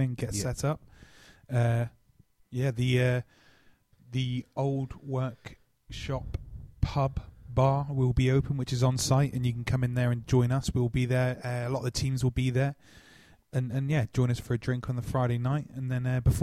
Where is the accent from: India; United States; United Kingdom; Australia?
United Kingdom; Plymouth, South West England; I'm from Plymouth, so it's very, very, very, very local